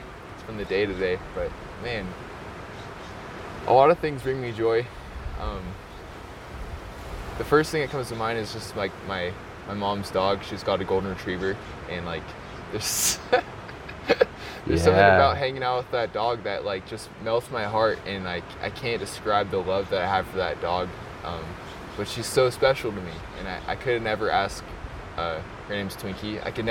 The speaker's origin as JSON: {"language": "English", "town": "Incline Village", "region": "Nevada", "country": "United States", "tie": "born or raised there", "also_born_or_lived": "Reno, Nevada", "said": "I was born in Reno, but I grew up in Incline Village, Nevada. So that's just near Lake Tahoe. I'm 25 years old."}